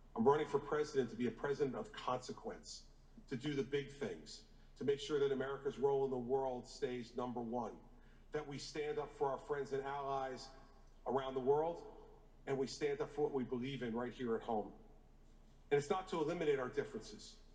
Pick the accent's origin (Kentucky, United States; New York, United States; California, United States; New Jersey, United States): New Jersey, United States; In my home state of New Jersey